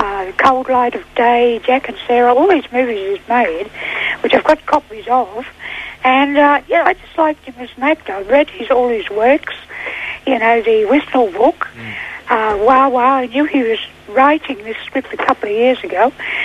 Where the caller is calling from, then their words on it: Sydney, New South Wales, Australia; I'm calling from Cherrybrook, over near Castle Hill